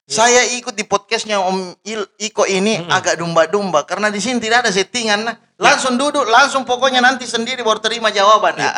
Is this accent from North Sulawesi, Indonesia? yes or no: no; Makassar, South Sulawesi, Indonesia; Kalau saya asli Makassar karena dilahirkan di Makassar